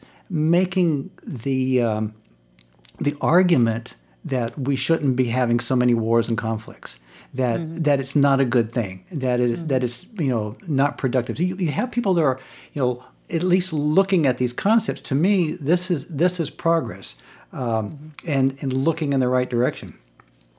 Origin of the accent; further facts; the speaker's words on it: Virginia, United States; when I was growing up in Virginia